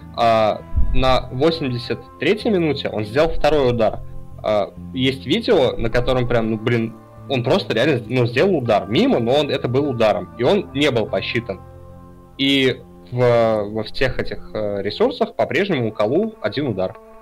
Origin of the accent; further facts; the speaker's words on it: Samara Oblast, Russia; я немножко из Самарского региона